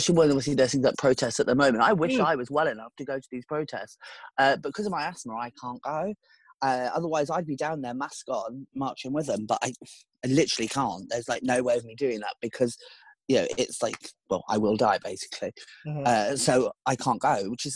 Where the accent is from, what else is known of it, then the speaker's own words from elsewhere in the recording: United Kingdom; we as the British